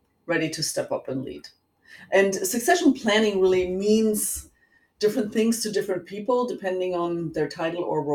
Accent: Germany; accent: German; moved away; I was born and raised in Germany

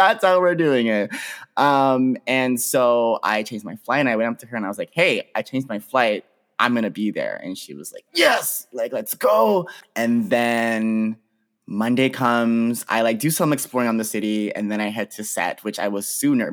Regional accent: Pickering, Ontario, Canada; I'm from the Greater Toronto Area. I'm from a city called Pickering, which is like just outside of Toronto.

